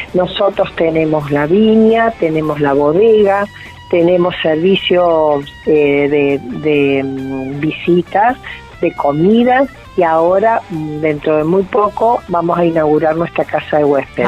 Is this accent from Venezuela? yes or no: no; Córdoba, Argentina; moved away; Nosotros somos una familia de Córdoba